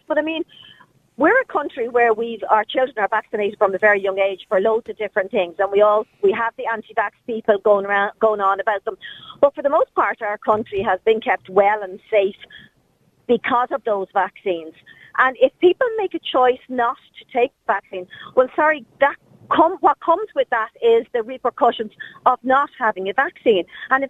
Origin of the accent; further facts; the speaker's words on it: Ireland; sometimes I think we're forgetting that we're Irish and we're a republican country that we run ourselves.